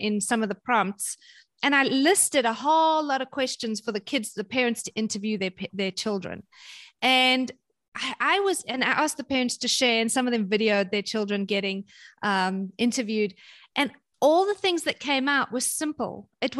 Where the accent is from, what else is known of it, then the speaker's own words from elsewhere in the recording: South Africa; But, you know, I was brought up in South Africa during apartheid and during sanctions.